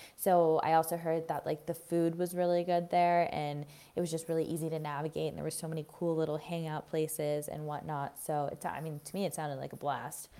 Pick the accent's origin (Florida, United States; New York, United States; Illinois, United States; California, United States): Florida, United States; I grew up in Florida, the flattest place on earth